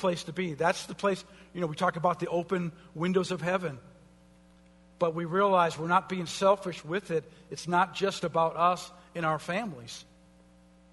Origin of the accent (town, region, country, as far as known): United States